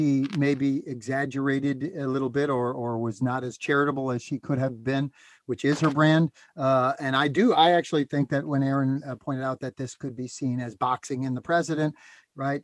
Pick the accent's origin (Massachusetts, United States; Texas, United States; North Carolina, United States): Massachusetts, United States; Springfield; I grew up in Springfield